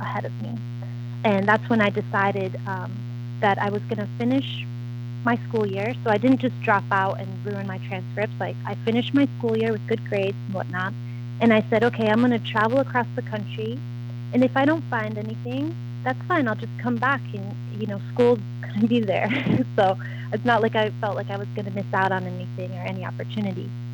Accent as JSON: {"language": "English", "region": "East Coast", "country": "United States", "tie": "born or raised there", "also_born_or_lived": "Rhode Island / Mount Shasta, California", "moved": "as an adult", "said": "growing up in the East Coast"}